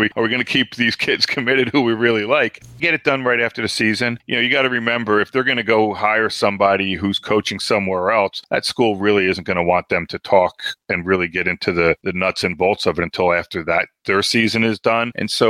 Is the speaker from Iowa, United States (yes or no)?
no; New Jersey, United States; I'm from New Jersey, but now I have family that live just outside of Roanoke, you know, maybe 35 minutes from Tech's campus.